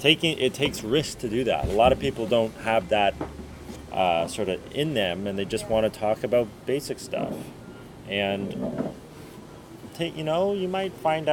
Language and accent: English; Ireland; No. Okay. I'm Irish.